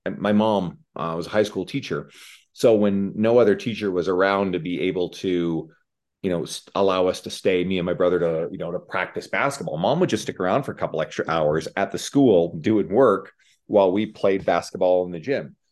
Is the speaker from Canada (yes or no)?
yes; Newfoundland and Labrador, Canada; moved away as an adult; now in Edmonton, Canada; I moved from the East Coast of Canada, where I'm originally from, Newfoundland